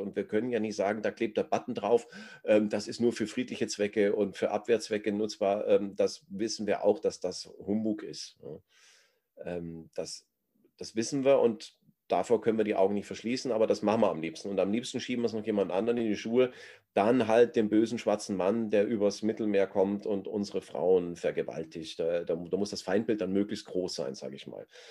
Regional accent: Germany; wir als Deutsche

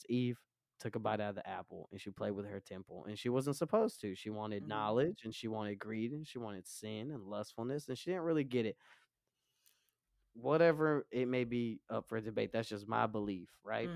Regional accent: Romania; now in United States; I am not from America. I'm from Romania. My parents raised me super Orthodox Christian

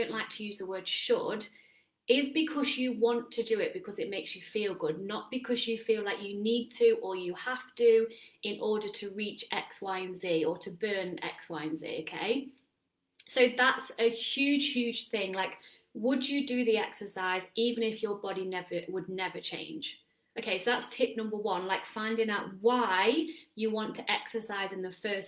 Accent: England, United Kingdom; moved away as an adult; now in Netherlands; I'm English

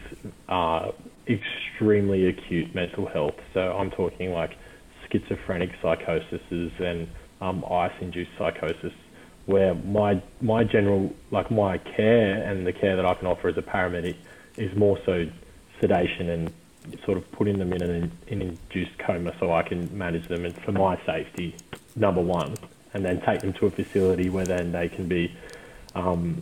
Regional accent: the Shire, New South Wales, Australia; growing up in the Shire, like, you, it's a very, very sheltered life

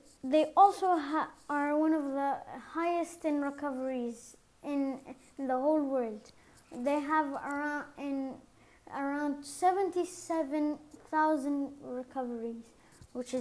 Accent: Morocco; now in Saudi Arabia; My home country is Morocco

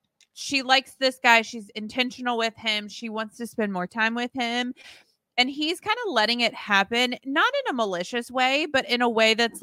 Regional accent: the South, United States; I grew up in the South

